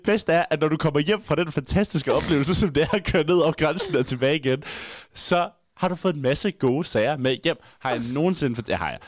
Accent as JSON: {"language": "Danish", "town": "Haderslev", "region": "Southern Denmark", "country": "Denmark", "moved": "yes", "lives_now": "Aarhus, Denmark", "said": "jeg var hjemme i Haderslev"}